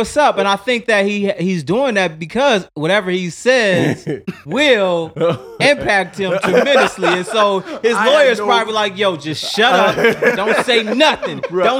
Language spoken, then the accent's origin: English; Chicago, Illinois, United States; And so, you know, for me, growing up on the South Side of Chicago as well, along with the West Side